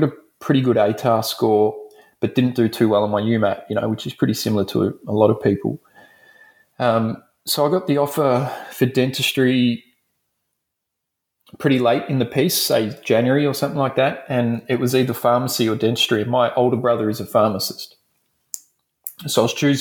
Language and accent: English; Dandenong, Victoria, Australia; So I grew up in Dandenong, if anyone knows Melbourne. So I'm from Melbourne, Australia.